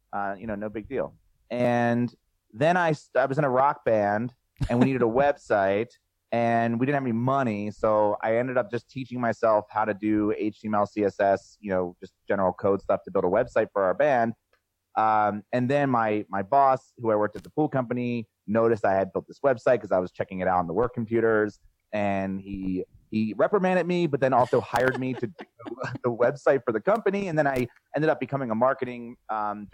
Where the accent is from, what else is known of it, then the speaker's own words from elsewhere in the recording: New Jersey, United States; also born or lived in Philadelphia, Pennsylvania; I'm from South Jersey